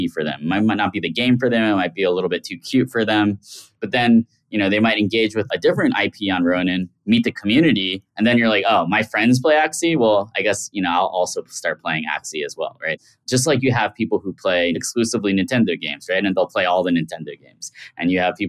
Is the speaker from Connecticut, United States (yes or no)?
no; New York City, New York, United States; I grew up in Queens, New York.